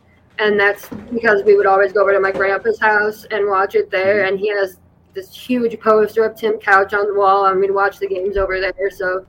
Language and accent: English; Ohio, United States; Yeah, that's correct. I'm just 20 minutes west of Cleveland.